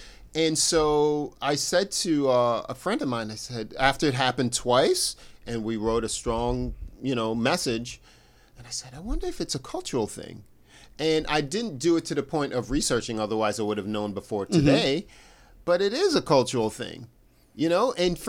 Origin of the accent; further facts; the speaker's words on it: United States; we're all American